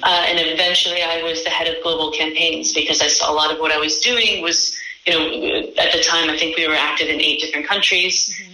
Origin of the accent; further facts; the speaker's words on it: New York, United States; moved away as an adult; now in Copenhagen, Denmark; I'm originally from New York